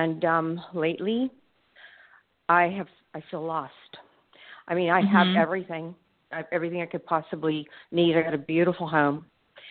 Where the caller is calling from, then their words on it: Pompano Beach, Florida, United States; I'm calling from Pompano Beach, Florida